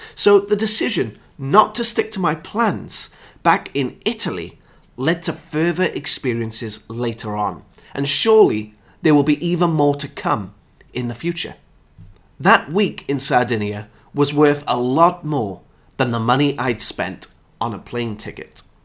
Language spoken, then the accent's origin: English; United Kingdom; my hometown is just two hours away from Stratford upon Avon, which is Shakespeare's hometown. I'm an hour from Stonehenge, I'm an hour from the annual cheese chase, I'm an hour from the Roman baths